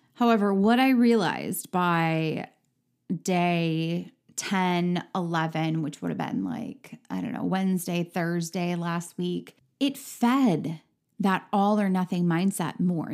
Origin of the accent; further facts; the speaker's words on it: Midwest, United States; I am from the Midwest